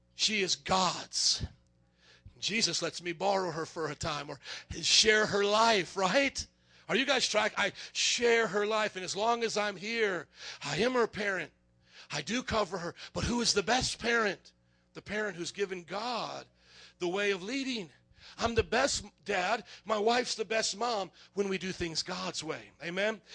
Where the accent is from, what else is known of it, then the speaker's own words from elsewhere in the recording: Fort Wayne, Indiana, United States; I grew up in Fort Wayne, Indiana